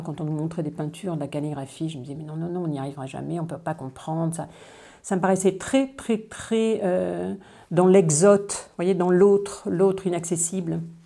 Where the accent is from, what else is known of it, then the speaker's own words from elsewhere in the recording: Dordogne, Nouvelle-Aquitaine, France; also born or lived in China / Paris; now in Rennes, France; Je suis née en Dordogne, mais je vis en Bretagne depuis mon retour de Chine en 89